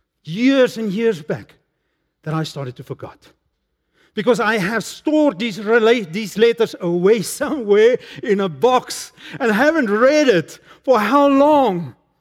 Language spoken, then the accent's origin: English; Emalahleni, Mpumalanga, South Africa; As a young man, I grew up in Emalahleni, that time Witbank.